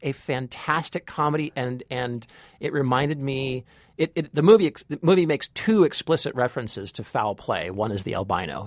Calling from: Washington, District of Columbia, United States; I'm calling from Washington, D.C.

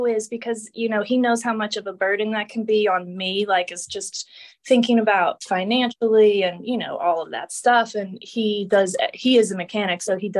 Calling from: Pittsburgh, Pennsylvania, United States; I'm in Pennsylvania, Pittsburgh.

